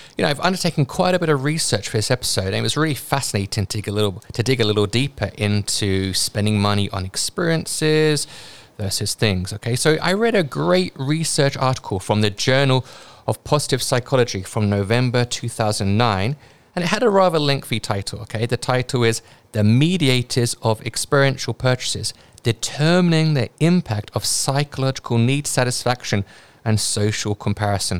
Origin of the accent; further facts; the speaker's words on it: United Kingdom; accent: British; now in Hong Kong; my British accent